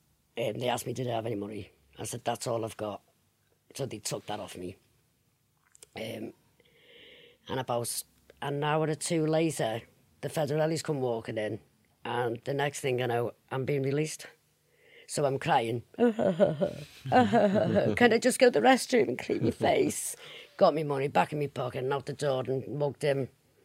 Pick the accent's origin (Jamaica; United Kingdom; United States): United Kingdom; England; But they were no trouble to me, like because I just rattled. I'm English.